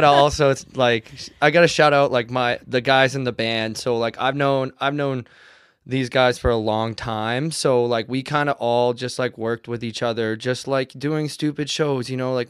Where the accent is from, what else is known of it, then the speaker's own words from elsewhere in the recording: Lyman, Maine, United States; also born or lived in Des Moines, Iowa; now in Portland, United States; I am from Maine. So but I grew up 30 minutes south of here in a small town called Lyman.